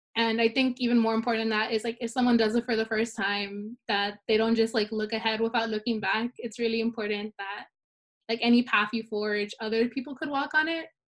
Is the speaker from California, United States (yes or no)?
yes; Salinas, California, United States; I was born and raised in Salinas